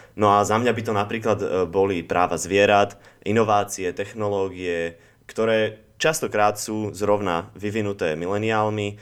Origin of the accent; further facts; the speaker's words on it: Slovakia; moved away as an adult; also born or lived in Spain / Netherlands; keď som mal 18, tak som sa takisto zbalil a odišiel som zo Slovenska